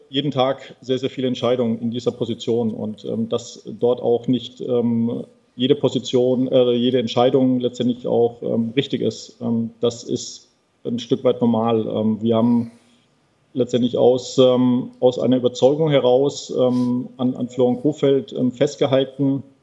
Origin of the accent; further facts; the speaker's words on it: Hamburg, Germany; bin Hamburger